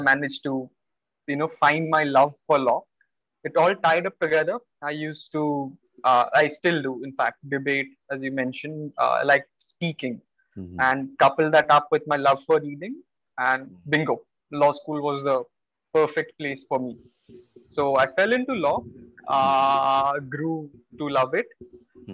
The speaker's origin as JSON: {"language": "English", "town": "Bhubaneswar", "region": "Odisha", "country": "India", "tie": "born or raised there", "said": "I am from Bhubaneswar. Spent mm. most of my life over here."}